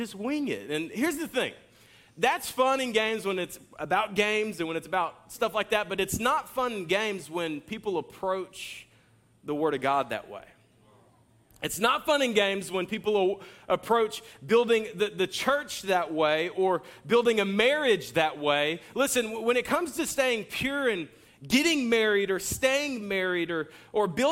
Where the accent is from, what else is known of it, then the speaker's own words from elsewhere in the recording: Jacksonville, Florida, United States; I'm from Jacksonville